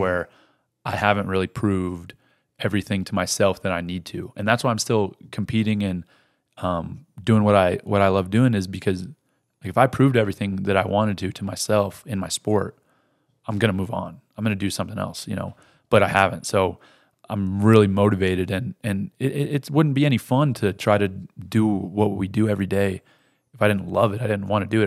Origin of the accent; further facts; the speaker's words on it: Rifle, Colorado, United States; that's where I was born in Rifle